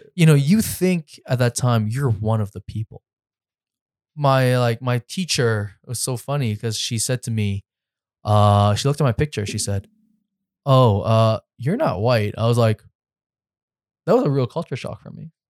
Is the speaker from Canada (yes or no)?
yes; Richmond Hill, Ontario, Canada; now in Toronto, Canada; I grew up in Richmond Hill, so I grew up in a bubble